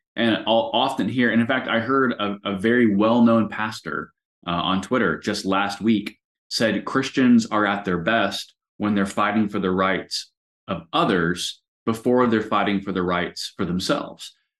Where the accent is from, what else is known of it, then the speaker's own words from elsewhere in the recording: United States; I am proudly an American.